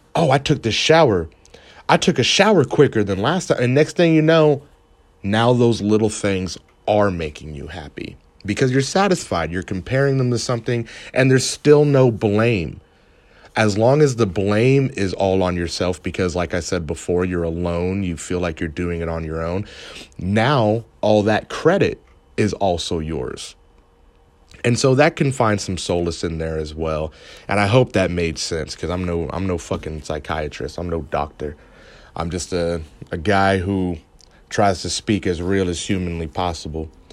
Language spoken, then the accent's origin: English; Canada; now in United States; I'm from Canada. and I live in America